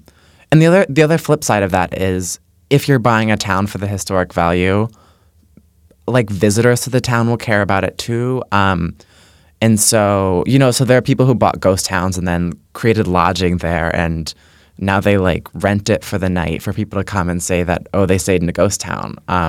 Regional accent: Connecticut, United States; I'm from Connecticut

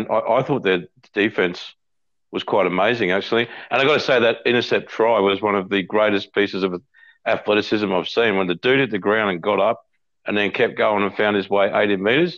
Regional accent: Queensland, Australia; I'm generally, even as a Queenslander

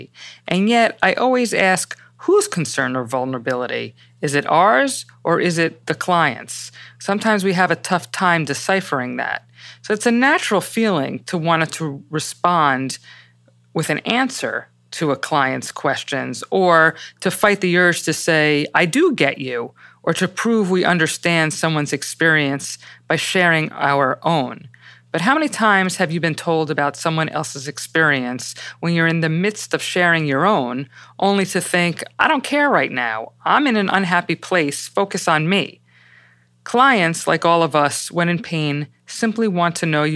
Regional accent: New York City, New York, United States; I'm not from Connecticut. Actually, I was raised in the Bronx

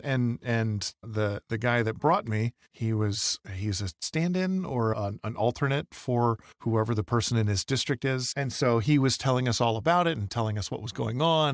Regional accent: Michigan, United States; also born or lived in Winchester, Virginia; now in Idaho, United States; I grew up in Michigan where it snowed, but it was terrible

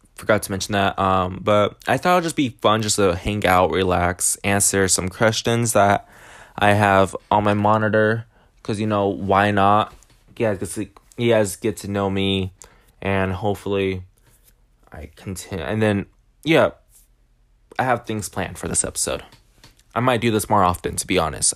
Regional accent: Washington, United States; now in California, United States; Washington, mostly because it's my home state

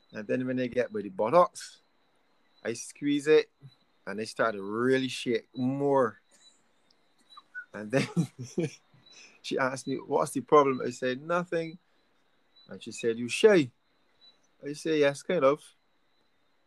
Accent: Barbados; accent: Bajan; I'm from Barbados.

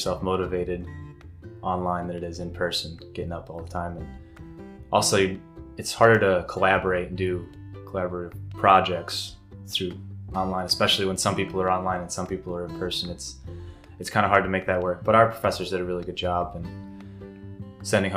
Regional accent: Hickory Grove, Pennsylvania, United States; I'm from Hickory Grove, and I've lived in Susquehanna County all my life

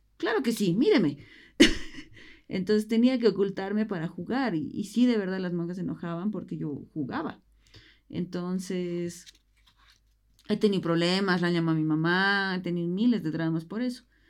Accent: Bolivia; como bolivianos no nos gusta la migración

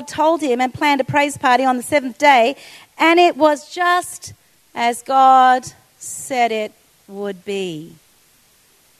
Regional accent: Australia; as an Australian

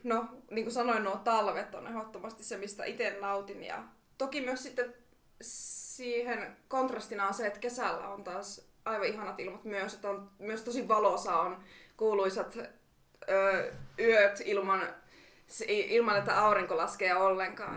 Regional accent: Oulu, North Ostrobothnia, Finland; moved away as an adult; now in Rovaniemi, Finland; mä oon itse Oulusta kotoisin, niin mä halusin sieltä muuttaa pois

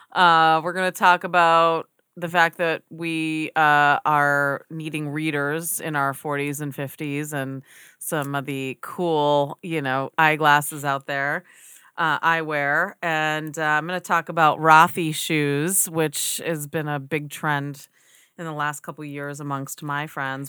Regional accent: United States; as an American, we grow up with this standard

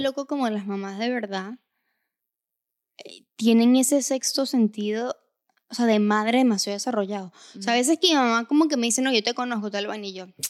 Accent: Venezuela; moved away; Nosotros somos de Venezuela. Venimos de una sociedad machista.

